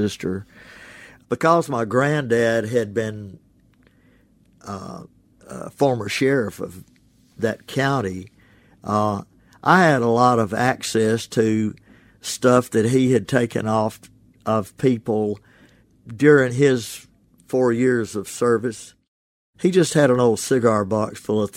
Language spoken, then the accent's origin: English; Ashland, Mississippi, United States; born or raised there; now in Oxford, United States